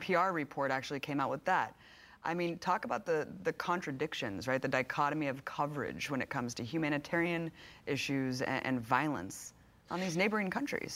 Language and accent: English; United States; speaking as an American